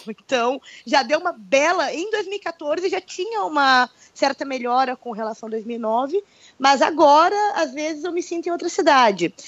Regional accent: Brazil; now in Russia

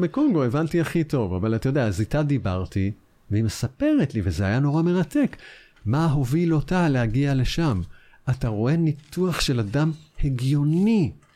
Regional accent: Israel

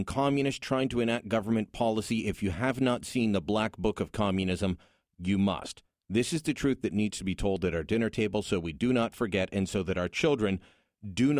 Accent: Hamilton, Ontario, Canada; now in Ottawa, Canada; I'm from Hamilton

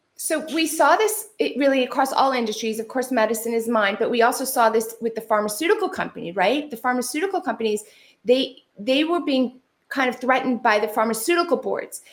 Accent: California, United States; I'm from California

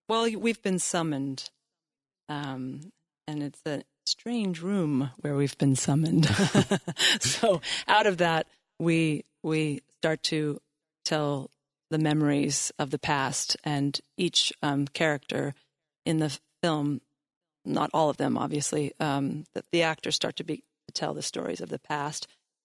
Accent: Sunriver, Oregon, United States; also born or lived in Seattle / Lummi Indian Reservation; But I'm originally from Seattle, actually grew up on the Lummi Indian Reservation and was raised in Sun River, Oregon

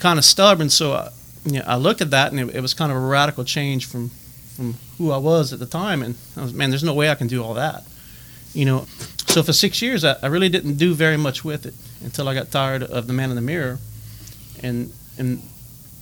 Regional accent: Lake Arthur, Louisiana, United States; also born or lived in Natchitoches, Louisiana / Erath, Louisiana / Richard, Louisiana; I was born and raised in Lake Arthur

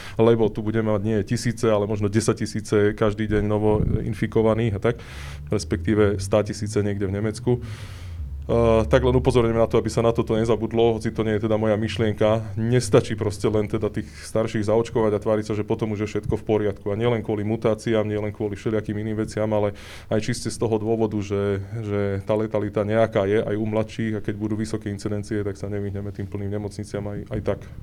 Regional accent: Slovakia; ja som z Hontu

